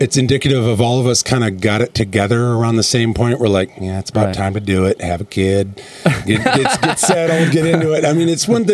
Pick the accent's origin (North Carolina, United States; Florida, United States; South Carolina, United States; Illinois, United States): Illinois, United States; Chicago; moved away; also born or lived in Wisconsin; Born in Wisconsin, raised in Chicago